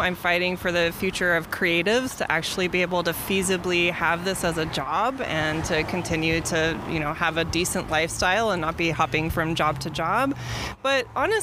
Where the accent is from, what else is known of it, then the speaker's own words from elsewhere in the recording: Bay Area, California, United States; I actually live in the Bay Area. I'm from the Bay Area.